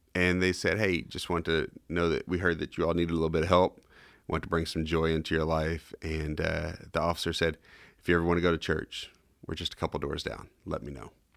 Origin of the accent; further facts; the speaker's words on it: Kentucky, United States; also born or lived in Tennessee; now in Charlotte, United States; growing up in Kentucky